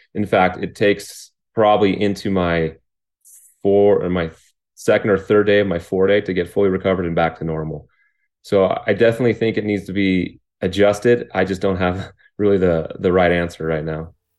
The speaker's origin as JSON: {"language": "English", "town": "Riverside", "region": "California", "country": "United States", "tie": "born or raised there", "also_born_or_lived": "Lake Arrowhead, California", "said": "I was born in Riverside, California, which is about an hour away from where I live right now in Lake Arrowhead."}